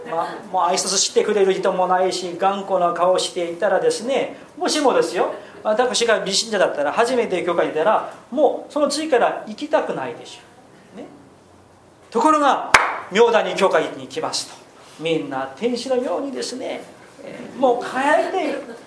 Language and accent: Japanese; South Korea; moved away as an adult; also born or lived in Tokyo; 韓国人ですから軍隊に行くんですけれども